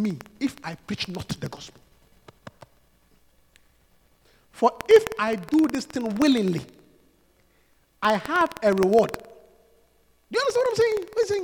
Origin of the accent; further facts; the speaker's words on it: Obuasi, Ashanti, Ghana; the Pentecost church in my hometown of Obuasi